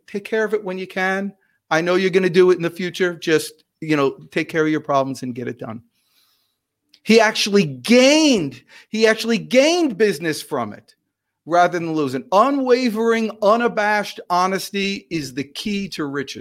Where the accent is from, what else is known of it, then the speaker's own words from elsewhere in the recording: New Jersey, United States; I'm from New Jersey